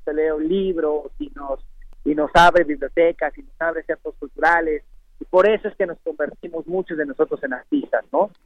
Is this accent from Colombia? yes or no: no; Oaxaca, Mexico; como oaxaqueño, como mexicano, como pintor